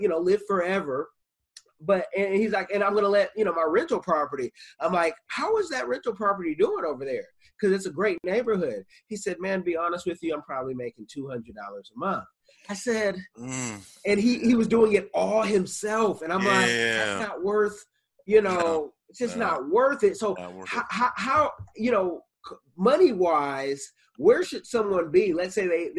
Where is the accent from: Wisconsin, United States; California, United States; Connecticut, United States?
California, United States; now in Seattle, United States; I'm from Cali